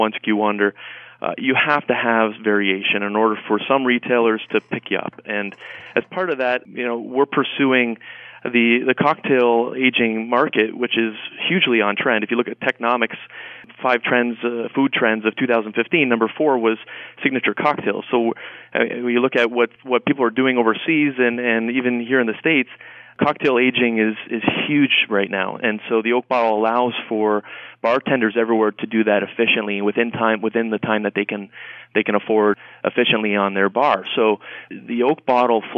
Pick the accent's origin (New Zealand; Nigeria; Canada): Canada; moved away; I'm from Canada originally